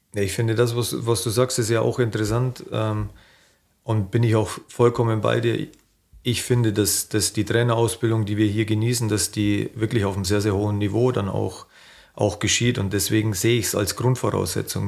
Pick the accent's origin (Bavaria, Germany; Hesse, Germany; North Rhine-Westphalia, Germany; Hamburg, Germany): Bavaria, Germany; accent: Bavarian; moved away as an adult; now in Hanover, Germany; immer in meinem Heimatland Bayern gewesen zu sein